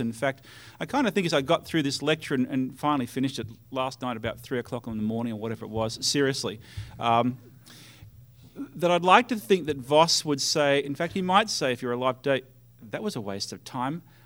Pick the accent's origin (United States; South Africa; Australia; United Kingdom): Australia; for me as an Australian